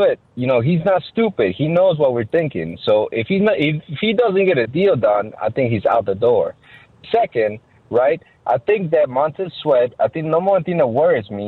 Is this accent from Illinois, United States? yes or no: yes; Chicago, Illinois, United States; I'm from the South Side.